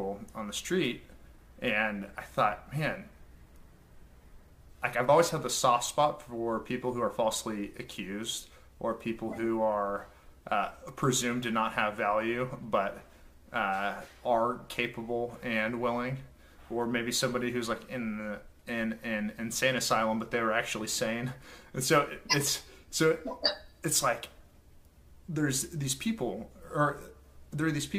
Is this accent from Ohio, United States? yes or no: no; Oklahoma, United States; I'm from Oklahoma